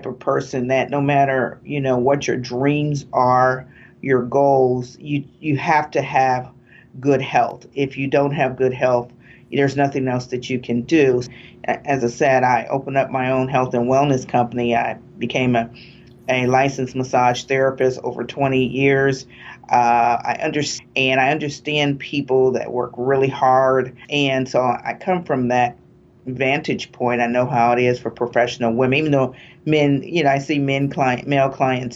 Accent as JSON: {"language": "English", "town": "East Chicago", "region": "Indiana", "country": "United States", "also_born_or_lived": "West Lafayette, Indiana", "said": "I'm from East Chicago, Indiana, the northern part of Indiana."}